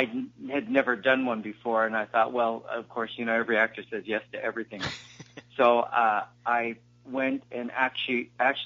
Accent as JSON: {"language": "English", "region": "Utah", "country": "United States", "said": "I was from Utah"}